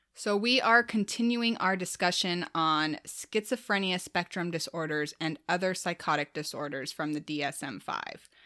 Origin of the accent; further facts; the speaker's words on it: Midwest, United States; as a Midwesterner